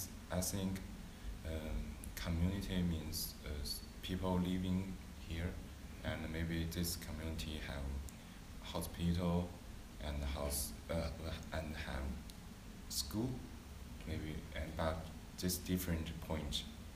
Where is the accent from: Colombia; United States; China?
China; English is a second language; moved away; And some people come to my hometown China from Korea.